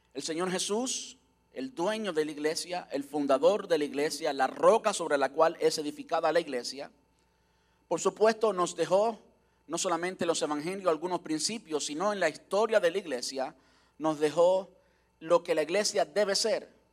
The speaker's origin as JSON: {"language": "Spanish", "country": "Cuba", "tie": "born or raised there", "moved": "yes", "lives_now": "United States", "said": "una iglesia en Cuba, como yo nací, donde yo nací, donde yo crecí"}